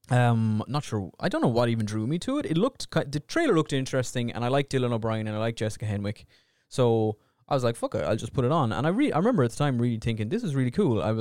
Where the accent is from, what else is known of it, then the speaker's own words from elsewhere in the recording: Australia; Australian. I mean, I am Australian. I am Australian, mate.